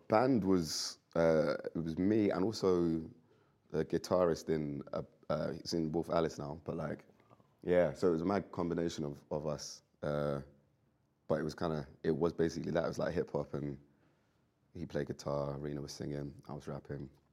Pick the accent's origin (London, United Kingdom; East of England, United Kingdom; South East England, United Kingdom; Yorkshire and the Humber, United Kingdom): London, United Kingdom; I'm from London. I've grown up in it